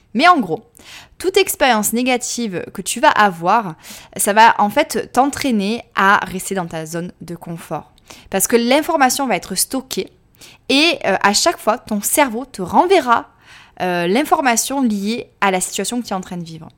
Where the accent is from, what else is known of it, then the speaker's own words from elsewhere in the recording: France; accent: French; moved away as an adult; also born or lived in Australia; mon petit accent français